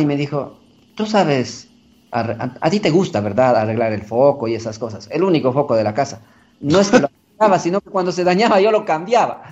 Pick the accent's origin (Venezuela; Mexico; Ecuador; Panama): Ecuador; Ambato, Tungurahua; moved away as an adult; Nací en Chibuleo, San Francisco, que es una comunidad indígena que está cerca de Ambato